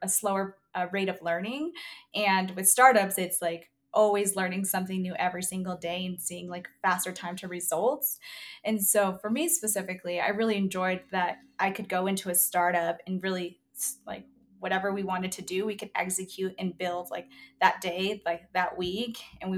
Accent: southeast Colorado, United States; moved away as an adult; I'm actually originally from Colorado. I grew up in a small town in the southeast corner, so it's super rural

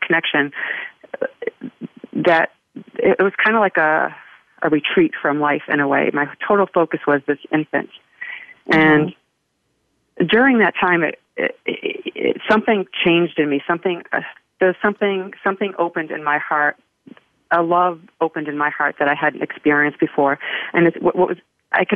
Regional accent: New England, United States; now in Florida, United States; I'm from New England

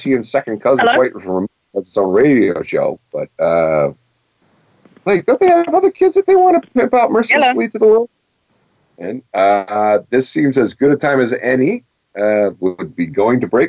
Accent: Detroit, Michigan, United States; As a Detroiter

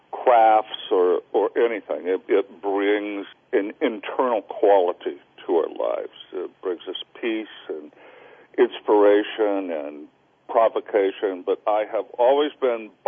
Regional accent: Salinas, California, United States; born there; Salinas is in California. So it's a it's a common mistake.

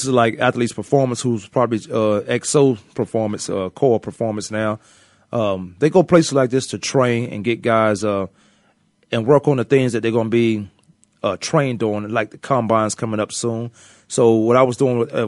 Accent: Northern Virginia, United States; also born or lived in Kansas; now in Arizona, United States; I'm from Virginia. I mean, you could say Washington Redskins, Northern Virginia.

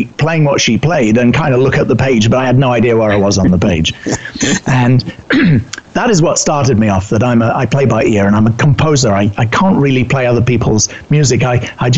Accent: United Kingdom; accent: British; moved away as an adult; also born or lived in New York City; You can tell by my accent, I'm originally British

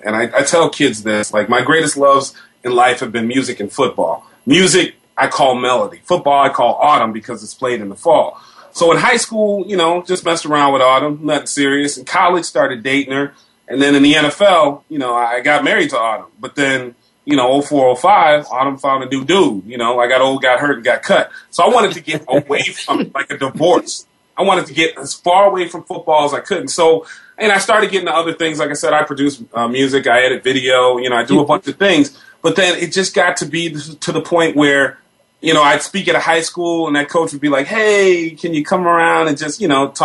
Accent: Chicago, Illinois, United States; Born and raised in Chicago, suburbs, went to Romeoville High School

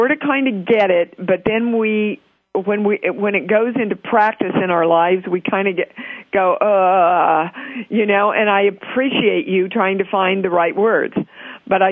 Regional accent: Kansas, United States; Kansas is my home state.

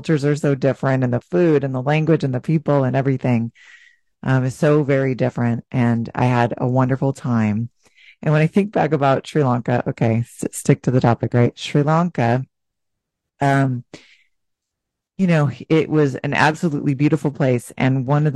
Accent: United States; we would say the U.S.

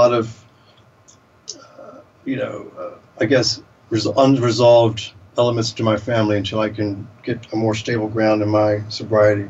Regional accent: the South, United States; moved away; I grew up in the South

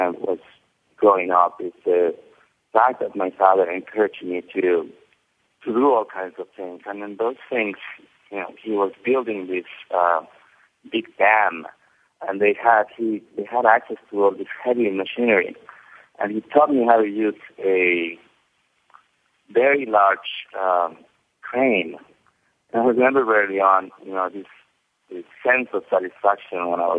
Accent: Cuernavaca, Morelos, Mexico; also born or lived in Mexico City; I grew up in Mexico City, and then when I was 4 years old, I moved to Cuernavaca, Mexico, which is a town in the outskirts of Mexico City.

